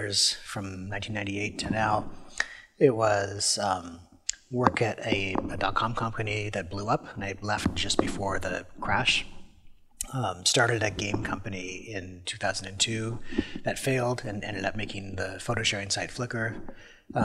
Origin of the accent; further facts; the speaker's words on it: British Columbia, Canada; I was born in British Columbia and grew up there